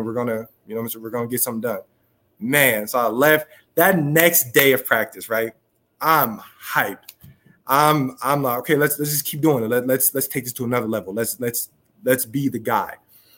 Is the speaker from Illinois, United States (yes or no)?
no; Southern California, United States; being back in my hometown, not San Diego, but being back in Southern California